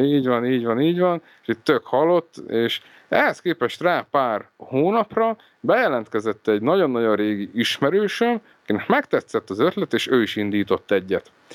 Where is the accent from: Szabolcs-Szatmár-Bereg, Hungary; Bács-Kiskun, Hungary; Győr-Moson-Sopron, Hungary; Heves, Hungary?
Heves, Hungary; Eger; now in Budapest, Hungary; egri születésű vagyok